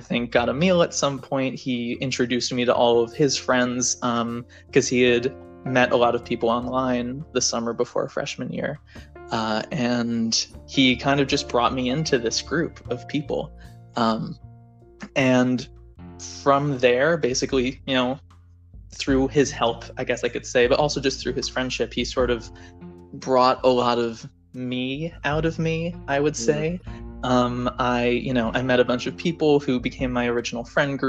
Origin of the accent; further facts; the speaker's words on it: New York City, New York, United States; moved away as an adult; I'm from New York City. I went to Bronx Science